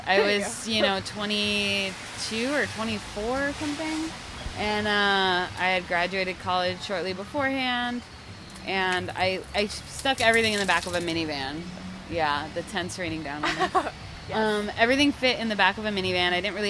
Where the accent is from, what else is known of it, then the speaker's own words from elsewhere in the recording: Miami, Florida, United States; moved away as an adult; also born or lived in California / Brooklyn, New York; now in New York, United States; I was born in California, but I grew up in Miami.